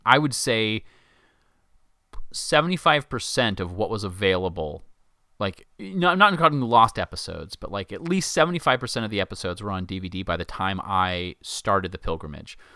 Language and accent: English; United States; as an American